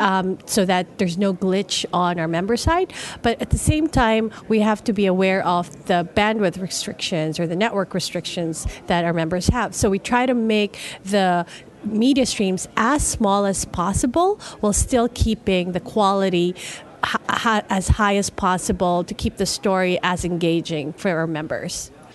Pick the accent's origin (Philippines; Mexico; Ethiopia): Philippines; moved away; I'm originally from the Philippines